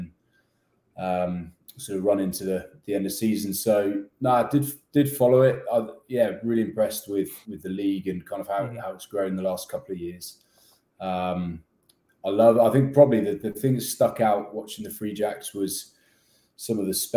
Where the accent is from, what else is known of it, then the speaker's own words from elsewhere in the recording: West Country, South West England, United Kingdom; moved away as an adult; also born or lived in Kenya / Hong Kong; now in United States; I'm from the UK, from Southwest, or the West Country in England, sunny West Country. So that's home.